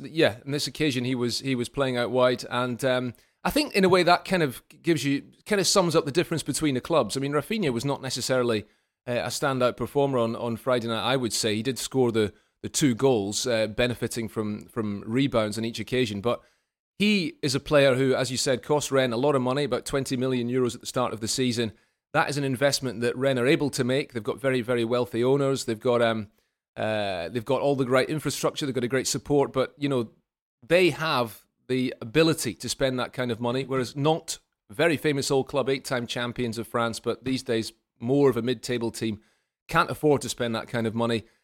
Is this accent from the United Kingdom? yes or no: yes; Scotland, United Kingdom; as a Scotsman